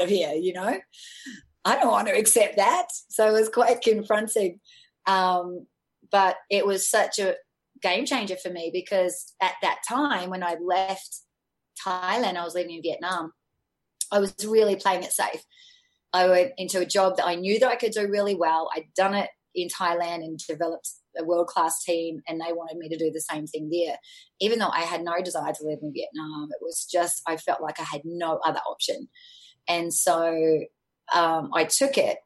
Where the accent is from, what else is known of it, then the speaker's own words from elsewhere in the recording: Sydney, New South Wales, Australia; I had a really great upbringing in a middle class family in Australia. I'm from Sydney originally.